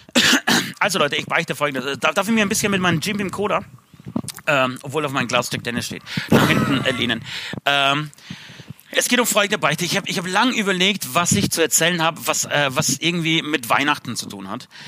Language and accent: German; Speichersdorf, Bavaria, Germany; für alle Speichersdorfer, da wo ich herkomme